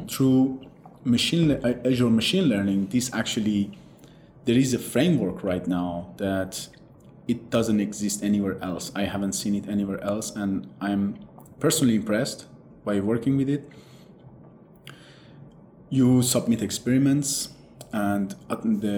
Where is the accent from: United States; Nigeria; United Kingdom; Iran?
Iran; moved away; I'm originally from Iran